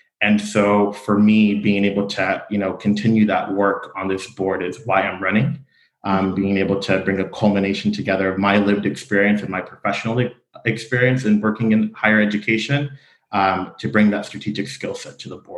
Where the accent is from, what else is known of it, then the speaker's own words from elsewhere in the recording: Fullerton, California, United States; I grew up in Fullerton. I am from the North Orange County area, attended Fullerton Public Schools, and am a product of Fullerton College.